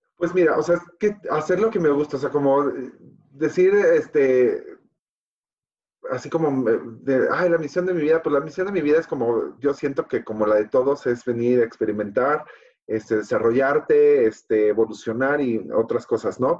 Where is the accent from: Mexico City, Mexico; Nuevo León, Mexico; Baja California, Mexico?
Mexico City, Mexico; Soy de la Ciudad de México, este, y aquí he vivido, la verdad, siempre